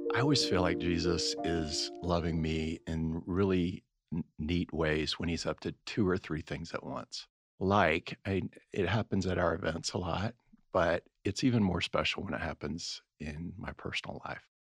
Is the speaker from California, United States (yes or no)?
no; Florida, United States; moved away; I grew up in Florida